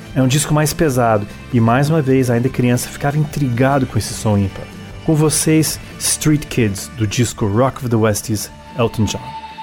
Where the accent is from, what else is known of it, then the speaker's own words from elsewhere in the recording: Brasília, Federal District, Brazil; also born or lived in Washington, D.C., United States; Sendo americano de nascença, filho de português naturalizado americano, com uma mãe paraense, atenção, não paranaense, paraense, vivi em Washington DC até os 9 anos de idade, quando mudei direto para o Brasil